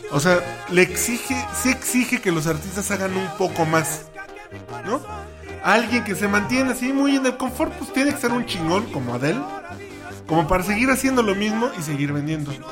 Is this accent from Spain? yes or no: no; Mexico; Y cumple, digamos que cumple con su función que sea lo que escuchamos todo el tiempo como mexicanos.